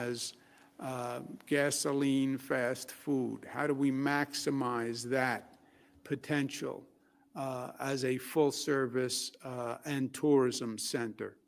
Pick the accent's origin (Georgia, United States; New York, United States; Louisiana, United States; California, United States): New York, United States; New York City; I'm from Queens.